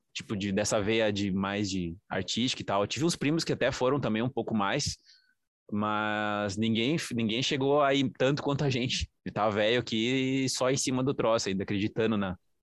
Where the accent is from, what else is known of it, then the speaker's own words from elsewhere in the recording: interior of São Paulo, Brazil; eu sou de lá do interior de São Paulo